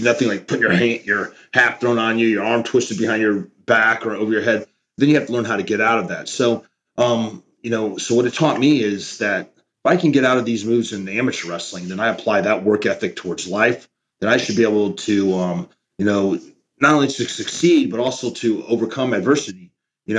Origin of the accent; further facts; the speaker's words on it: Oklahoma, United States; now in Allen, Texas, United States; Him and I grew up in Oklahoma